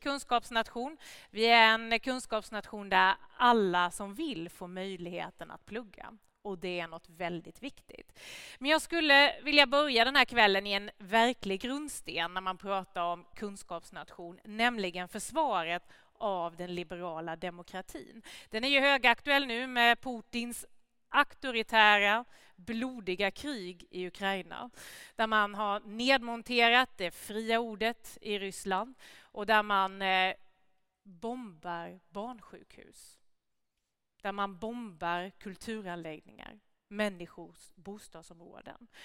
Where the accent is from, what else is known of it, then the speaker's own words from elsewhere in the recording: Gnosjö, Jönköping County, Sweden; also born or lived in Värnamo; hela det industriklustret som jag kommer ifrån hemma i Gnosjö och Värnamo